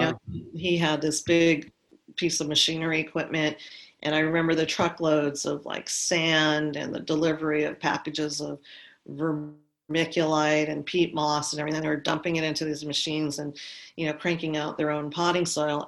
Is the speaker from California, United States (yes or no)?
yes; Los Angeles, California, United States; also born or lived in Santa Monica, California; I grew up in Santa Monica, oh, and um, and I was about five years old at the time when they decided to buy a place in the valley